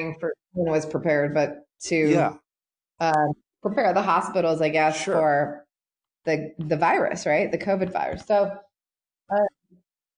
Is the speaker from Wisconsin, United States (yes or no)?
no; Portland, Oregon, United States; moved away as an adult; also born or lived in Los Angeles; my hometown